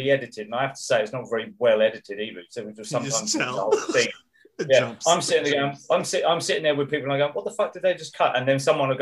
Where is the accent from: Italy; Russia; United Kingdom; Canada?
United Kingdom; England; moved away as an adult; now in Middle East; I'm English, I've lived there for many years